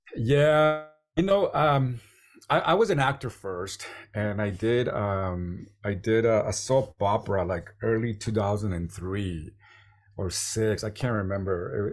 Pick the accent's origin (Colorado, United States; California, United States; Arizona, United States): California, United States; San Diego; San Diego, my hometown